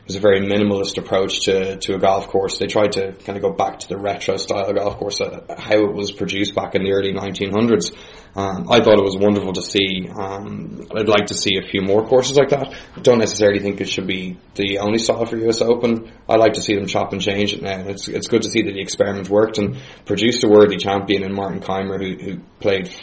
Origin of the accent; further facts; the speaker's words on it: Ireland; as Irish fans of sport